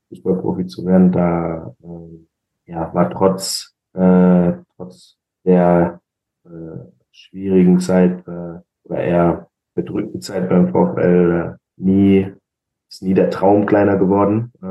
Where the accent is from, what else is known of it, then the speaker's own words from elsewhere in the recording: Braunschweig, Lower Saxony, Germany; von meinem Heimatstadt äh, von Braunschweig